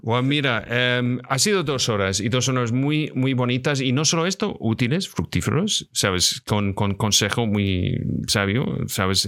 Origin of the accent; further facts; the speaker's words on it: Scotland, United Kingdom; Soy de Escocia